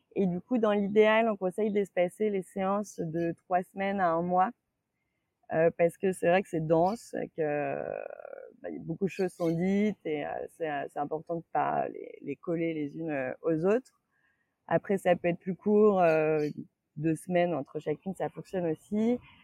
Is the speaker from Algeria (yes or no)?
no; Saint-Étienne, Auvergne-Rhône-Alpes, France; moved away; also born or lived in Lyon; je viens de Saint-Étienne